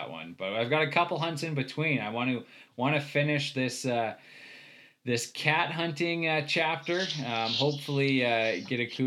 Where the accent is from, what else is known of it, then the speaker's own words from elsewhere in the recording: Saskatchewan, Canada; now in Slave Lake, Canada; I grew up in Saskatchewan